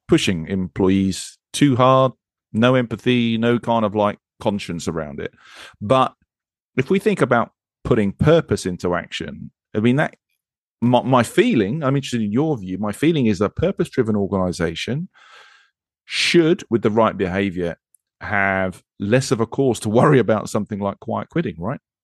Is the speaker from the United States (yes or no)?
no; United Kingdom; I'm British